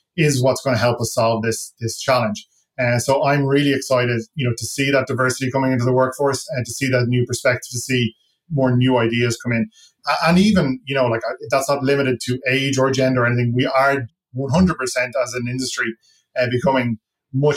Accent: Ireland; accent: Irish; moved away as an adult; now in Toronto, Canada; I come from Ireland

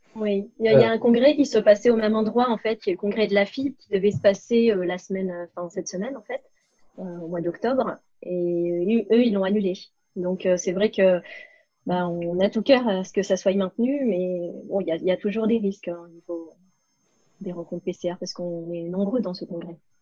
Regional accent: Cannes, Provence-Alpes-Côte d'Azur, France; je suis née et domiciliée à Cannes

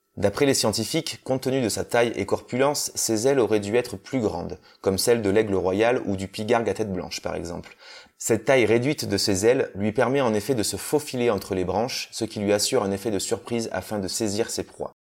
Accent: Corrèze, Nouvelle-Aquitaine, France; moved away; also born or lived in Toulouse; Je suis originaire de Corrèze

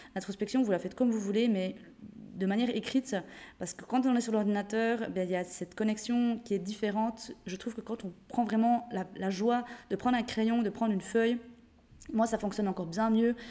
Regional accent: Jura, Switzerland; moved away; de base je viens de Suisse, du Jura, une, petite, une, petite, région en Suisse. Et c'est vrai que j'ai un bon accent qu'apparemment même avec le voyage, je ne perds pas

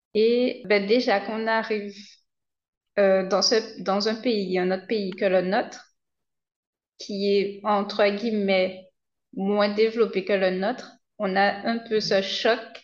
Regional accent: Guadeloupe; je suis chez moi, je ne connais pas tout déjà chez moi en Guadeloupe

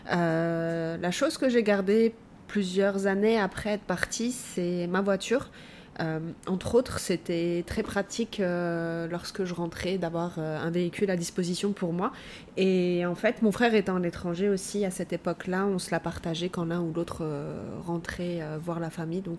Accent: Moselle, Grand Est, France; now in Montreal, Canada; plus précisément de Moselle, proche entre Metz et le Luxembourg.

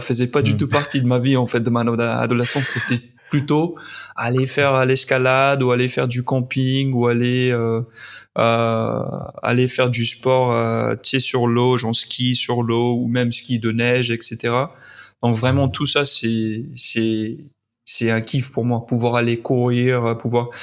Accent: Utah, United States; French is a second language; also born or lived in Madagascar; j'ai grandi dans l'Utah

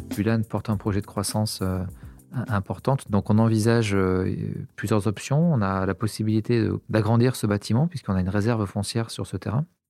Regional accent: Montpellier, Occitania, France; J'ai grandi à Montpellier, j'ai fait mes études à Montpellier également

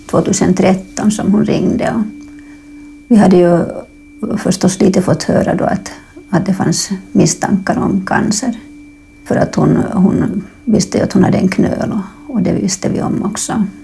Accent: Finland; now in Stockholm, Sweden; Jag är finlandssvensk. Men jag har bott här i Stockholm sedan 2003.

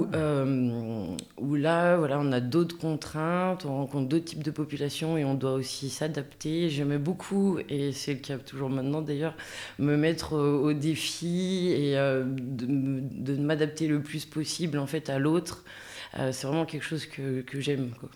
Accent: Villars-les-Dombes, Auvergne-Rhône-Alpes, France; moved away; also born or lived in Chablais; je viens de la plaine de l'Ain, vers Villars-les-Dombes

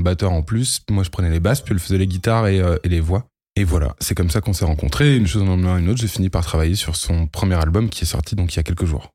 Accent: Lille, Hauts-de-France, France; j'ai 32 ans. Euh, je viens de Lille

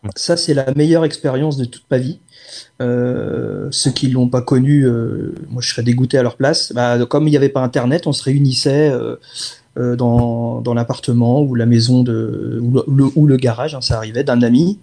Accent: France; Ils savent qu'on est français, ils reconnaissent la langue

